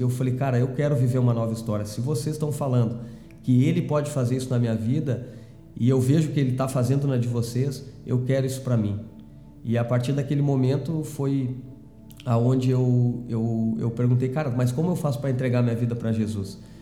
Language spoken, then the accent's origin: Portuguese; Canguçu, Rio Grande do Sul, Brazil; nasci no interior do, do estado, né? na Zona Sul, uhum. uma cidade chamada Canguçu, que fica certo. próximo a Pelotas